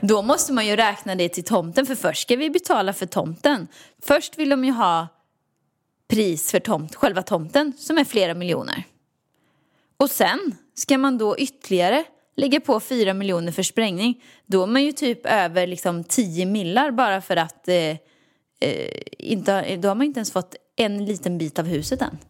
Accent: Åmål, Västra Götaland, Sweden; moved away; Jag har aldrig trivts någon annanstans än här förutom i, hemma i Åmål i villan

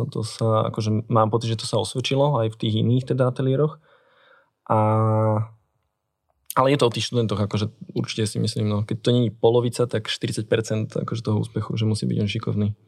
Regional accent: Bratislava, Bratislava Region, Slovakia; som na Transkom mýte, teda kúsok od Istropolisu.

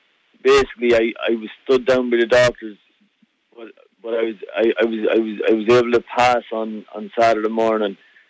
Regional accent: Ireland; moved away as an adult; now in Scotland; we always had horses in the family, and you know, when I was 21, I moved across the water from Ireland. I moved across to Scotland to work for Lucinda Russell

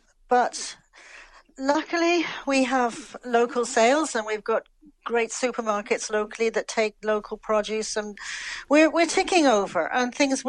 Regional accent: London, United Kingdom; moved away as an adult; now in Ireland; I know my accent has never changed overall. I'm living in Ireland now for probably the best part of almost 50 years.

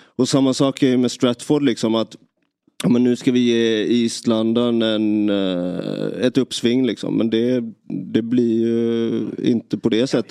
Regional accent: Nybro, Kalmar County, Sweden; man är hemma i Nybro

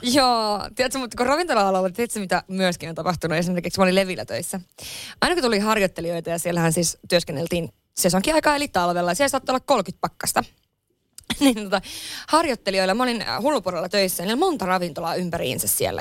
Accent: Lapland, Finland; moved away; mä oon Lapissa kotoisin

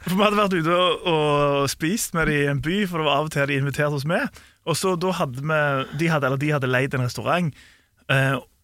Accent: Norway; vi er nordmenn

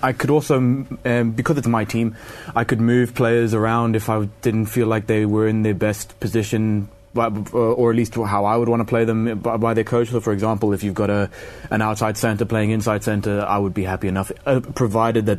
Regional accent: South Africa; As a South African

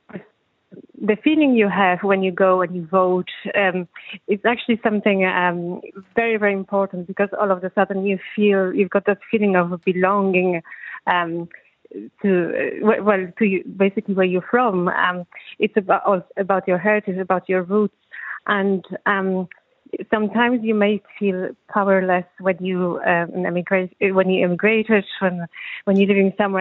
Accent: Poland; now in Ireland; I'm still from Poland

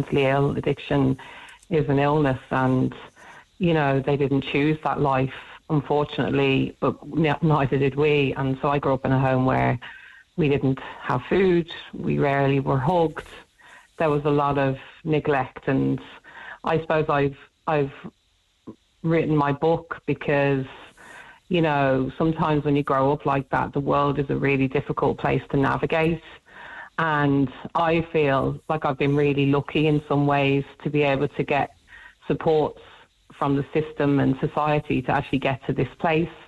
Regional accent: United Kingdom; moved away as an adult; now in Dublin, Ireland; We lived in the UK for years

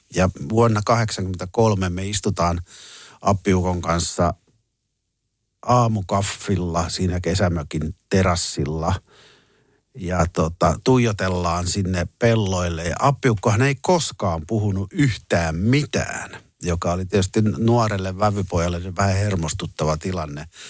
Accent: Jyväskylä, Central Finland, Finland; me tultiin Jyväskylästä

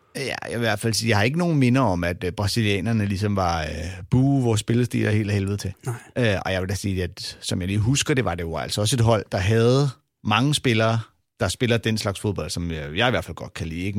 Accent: Denmark; vi er fra Danmark

